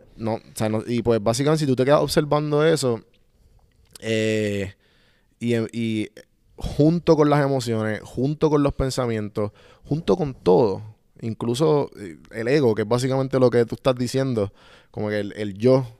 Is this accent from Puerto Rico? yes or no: yes; Puerto Rico; moved away; nosotros como puertorriqueños nos criamos